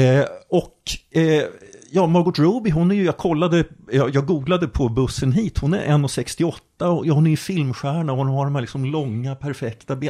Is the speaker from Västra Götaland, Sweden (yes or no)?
no; Jönköping County, Sweden; moved away; Jag är delvis uppvuxen i Jönköping